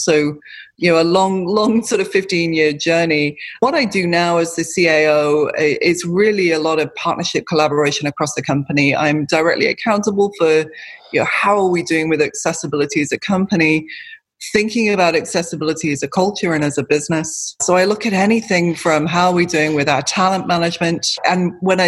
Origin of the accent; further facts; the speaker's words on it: United Kingdom; I'm British